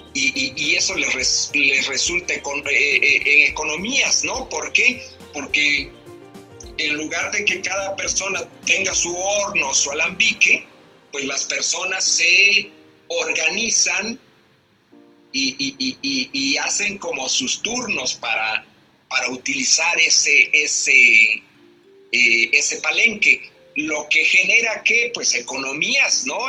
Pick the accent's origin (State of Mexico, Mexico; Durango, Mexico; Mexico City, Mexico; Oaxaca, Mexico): Oaxaca, Mexico; como oaxaqueños